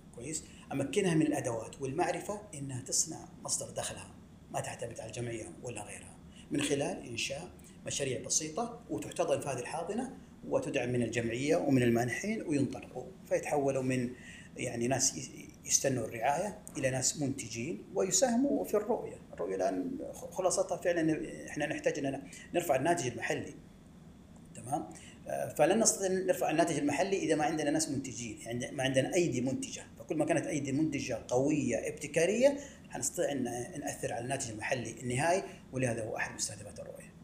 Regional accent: Medina, Medina Province, Saudi Arabia; also born or lived in Jeddah; ولدت في المدينة المنورة وترعرعت فيها بين حواريها

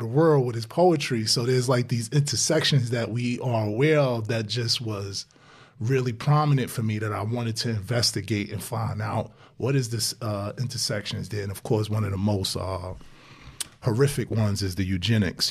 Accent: New York City, New York, United States; growing up in Brownsville

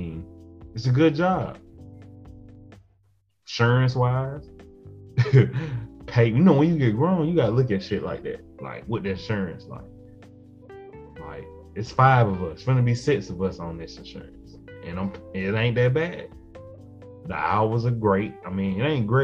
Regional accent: South Georgia, United States; moved away; also born or lived in Atlanta South Metro, Georgia; I'm from South Georgia, cotton fields, and moved to the outskirts of Atlanta, what they call South Metro now.

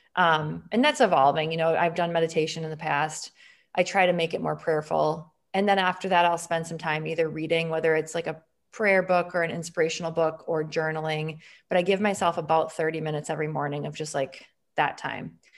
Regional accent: Green Bay, Wisconsin, United States; I'm from Wisconsin. I'm gonna be a Wisconsin girl the rest of my life

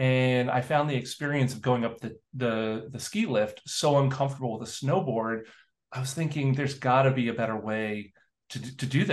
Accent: New York City, New York, United States; I grew up in New York City

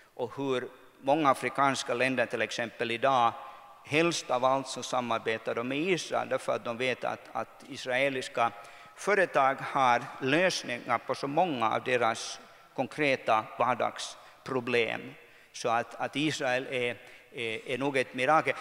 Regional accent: Kokkola, Central Ostrobothnia, Finland; moved away as an adult; also born or lived in Brussels / New York; jag växte upp här i Karleby att, att man var inte från Karleby, man var från Soka

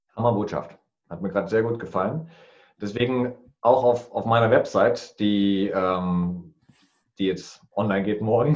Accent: Thuringia, Germany; Ich bin der Thüringer

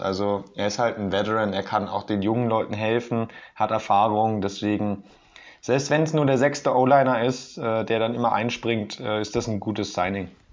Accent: Germany; tut uns natürlich auch weh als Deutsche

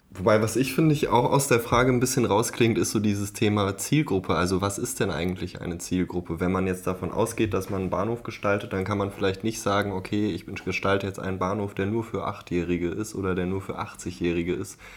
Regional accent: Berlin, Germany; ich komme aus Berlin

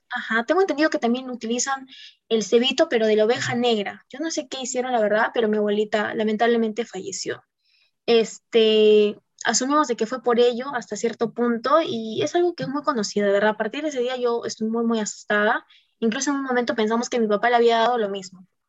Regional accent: Puno, Peru; moved away; me iba a mi tierra, mi rico puno

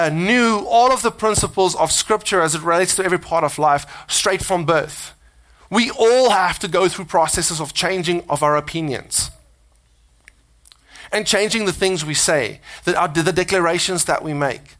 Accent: South Africa; accent: South African; now in United States; my South Africanness, you know, my accent

